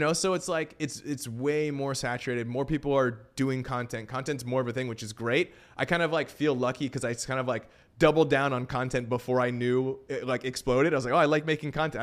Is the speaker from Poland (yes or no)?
no; Vancouver, British Columbia, Canada; moved away as an adult; now in Los Angeles, United States; I'm from Vancouver, Canada originally.